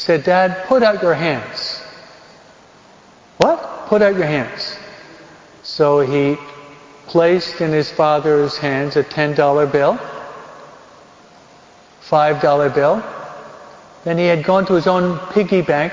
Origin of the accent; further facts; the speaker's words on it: New York, United States; I'm a New Yorker. My dad worked on Wall Street.